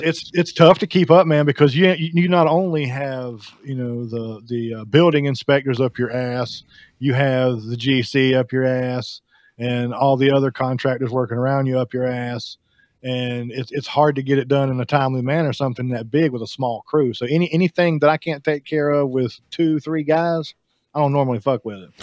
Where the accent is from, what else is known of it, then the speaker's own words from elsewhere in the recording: the South, United States; I'm from the South